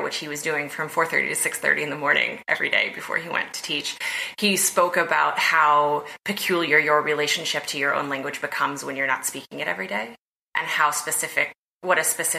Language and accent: English; West Virginia, United States; now in New York, United States; I moved to New York and made friends not from West Virginia